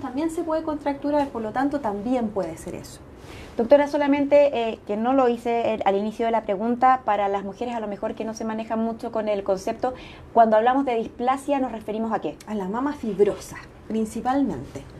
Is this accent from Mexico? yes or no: no; Chile; Somos conscientes las chilenas